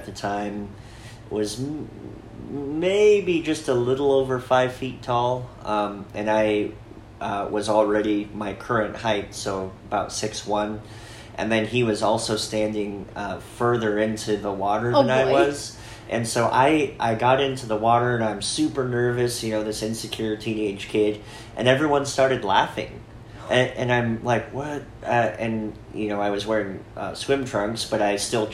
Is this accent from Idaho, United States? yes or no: yes; Sandpoint, Idaho, United States; growing up in Sandpoint was the shadow cast by the biggest church in town